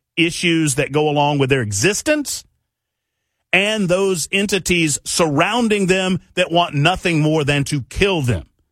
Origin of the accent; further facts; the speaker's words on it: Tennessee, United States; right here in my home state of Tennessee